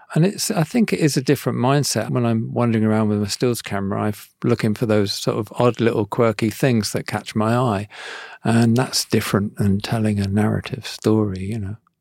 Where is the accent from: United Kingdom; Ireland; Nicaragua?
United Kingdom; Devon, South West England; I'm from Devon. I'm sort of from a countryside, really.